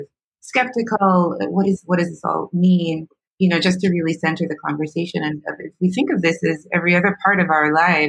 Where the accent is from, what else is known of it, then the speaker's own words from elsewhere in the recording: Jamaica; I'm Jamaican.